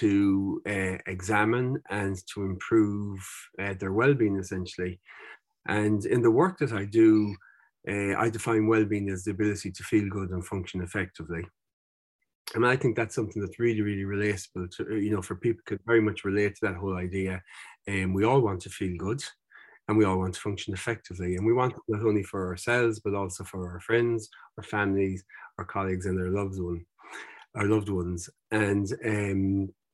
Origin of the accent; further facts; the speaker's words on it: Mayo, Connacht, Ireland; I was growing up in Mayo